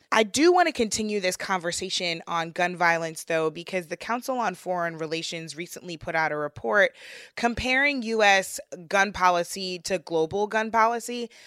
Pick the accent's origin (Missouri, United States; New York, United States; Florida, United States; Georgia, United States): Missouri, United States; St. Louis; my hometown in St. Louis